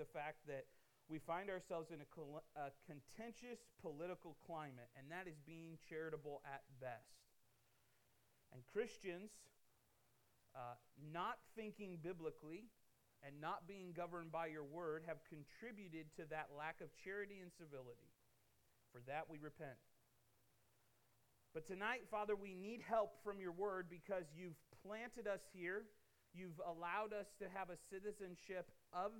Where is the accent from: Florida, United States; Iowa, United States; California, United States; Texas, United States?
Iowa, United States; Davenport; moved away as an adult; now in Missouri, United States; I was born and raised in Davenport, Iowa.